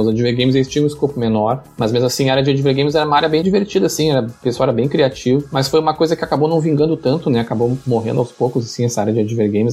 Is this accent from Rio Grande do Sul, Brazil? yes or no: yes; Pelotas, Rio Grande do Sul, Brazil; eu sou gaúcho, eu sou de Pelotas, no Rio Grande do Sul, bem no extremo sul aqui